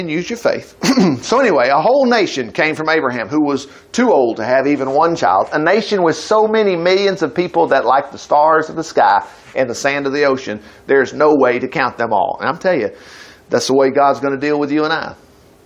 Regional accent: Huntsville, United States; I grew up in Huntsville.

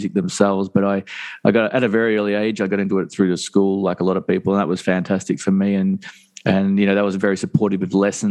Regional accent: Mornington Peninsula, Victoria, Australia; moved away as an adult; I grew up in the Mornington Peninsula in the south of Australia

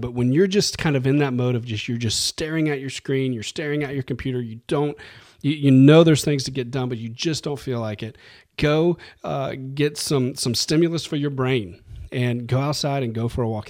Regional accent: New Orleans, Louisiana, United States; I grew up in New Orleans, and we love carbs in New Orleans

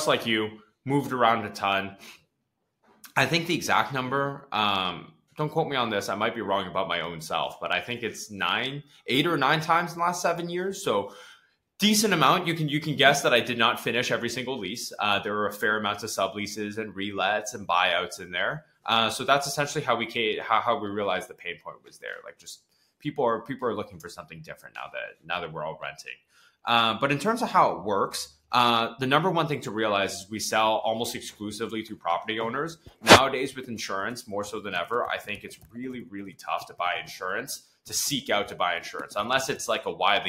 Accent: Toronto, Ontario, Canada; I grew up in Toronto

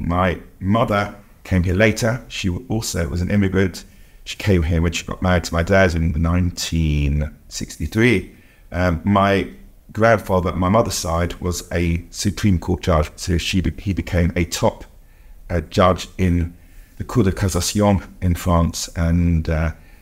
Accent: United Kingdom; I'm Jewish and I'm also British. So I was born here in 1964

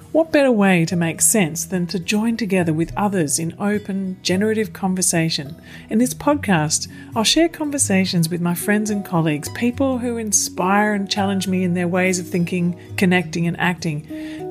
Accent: Kulin Nation, Mullum Mullum River area, Victoria, Australia; moved away; I'm originally from um, sort of the area around the Kulin Nation along the Mullum Mullum River

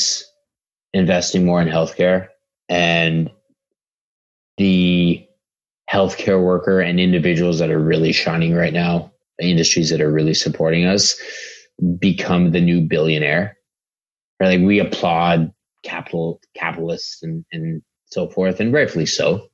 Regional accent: Canada; we're all Canadian

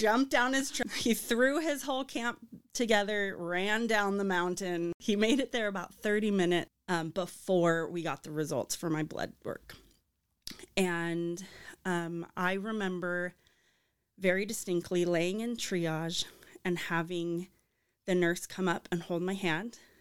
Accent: Arizona, United States; moved away as an adult; now in Saint George, United States; I grew up in Arizona

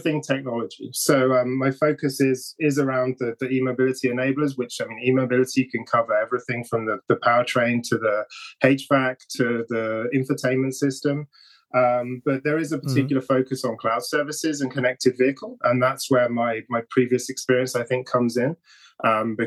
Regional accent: Oxfordshire, South East England, United Kingdom; moved away as an adult; now in Japan; Grew up in a little village in Oxfordshire, in the middle of the English countryside

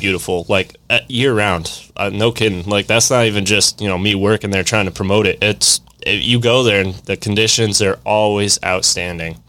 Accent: Vermont, United States; moved away; born and raised in Vermont, up north

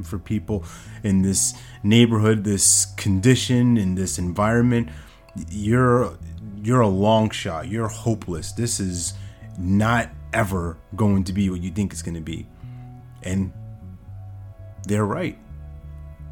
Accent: New York, United States; back when I was growing up in New York

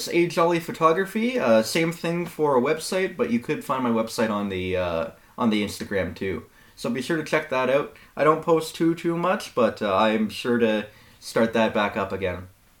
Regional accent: Greeley, Ontario, Canada; Like, literally, every time I go back home, I slip into the accent.

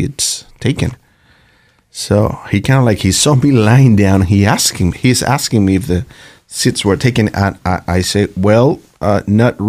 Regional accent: Venezuela; moved away

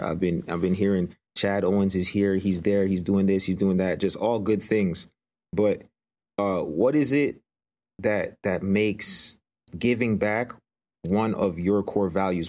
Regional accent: Greater Toronto Area, Ontario, Canada; growing up in the Greater Toronto Area

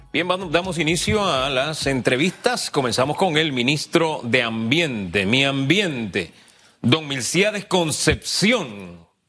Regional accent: Chiriquí, Panama; moved away; esa es mi tierra

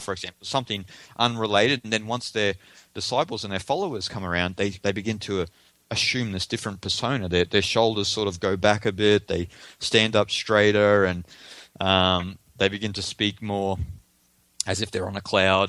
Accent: Australia; I'm Australian

